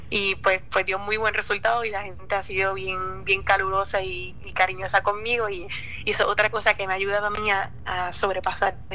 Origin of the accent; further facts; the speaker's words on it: Cabo Rojo, Puerto Rico; Sí, yo nací en y me crié en Cabo Rojo.